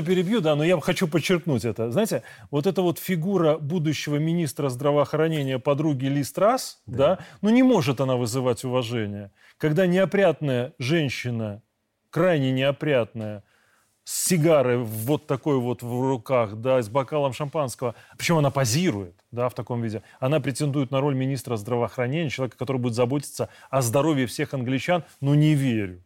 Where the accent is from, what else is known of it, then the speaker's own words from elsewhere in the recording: Belarus; мы, белорусы, с 97 года